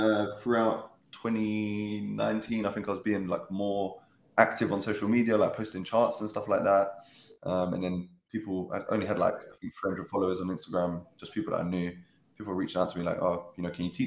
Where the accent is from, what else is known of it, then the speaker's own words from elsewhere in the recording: London, United Kingdom; I grew up in Catford, in Southeast London, lived a pretty normal childhood